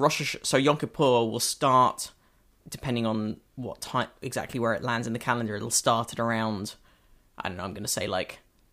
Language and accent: English; United Kingdom; now in United States; Oh, no, so I was still being British.